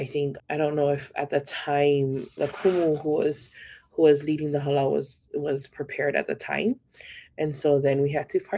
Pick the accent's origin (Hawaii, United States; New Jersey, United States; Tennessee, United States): Hawaii, United States; Hilo; moved away as an adult; also born or lived in Oahu, Hawaii; now in Oregon, United States; So for me, Hawaii Island is home. I grew up in Hilo, in the small town of Hilo. I love the small town feel.